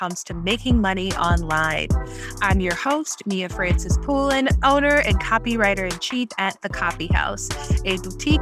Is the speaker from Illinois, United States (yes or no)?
no; New Orleans, Louisiana, United States; accent: Yat; I am from New Orleans, one of the greatest cities in this great United States of America